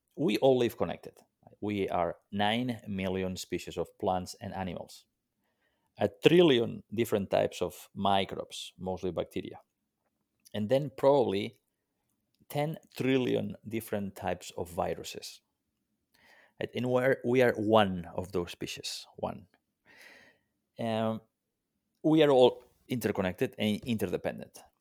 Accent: Mediterranean coast, Spain; moved away; I grew up on the Mediterranean coast of, uh, Spain

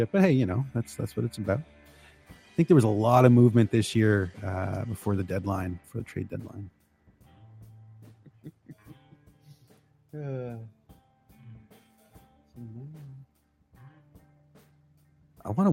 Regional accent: just outside of Toronto, Ontario, Canada; also born or lived in Chicago area, United States; I used to live just outside of Chicago, but I was born just outside of Toronto.

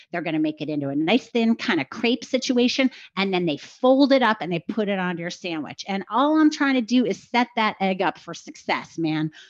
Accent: New York, United States; I'm a New Yorker.

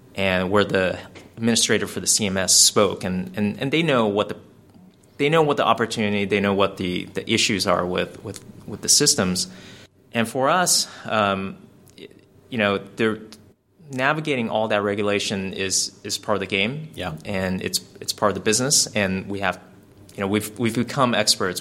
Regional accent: California, United States; we're from California

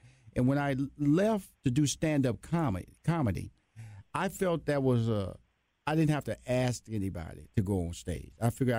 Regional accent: Houston, Texas, United States; I'm from Houston, Texas, a Southern boy

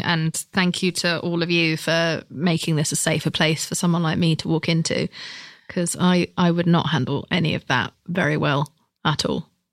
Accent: United Kingdom; I'm British

